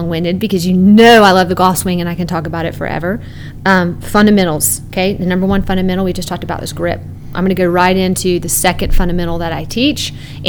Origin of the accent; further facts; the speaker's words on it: Canada; Yeah, I grew up in Canada and played hockey.